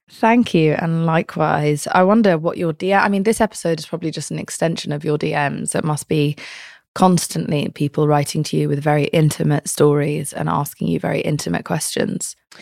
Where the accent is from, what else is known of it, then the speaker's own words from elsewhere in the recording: United Kingdom; I'm British.